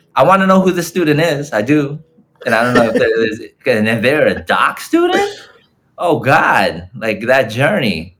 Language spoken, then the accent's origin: English; Los Angeles, California, United States; I was born and raised in Los Angeles, in Tongva land, but my folks and my ancestors come from the so called Philippines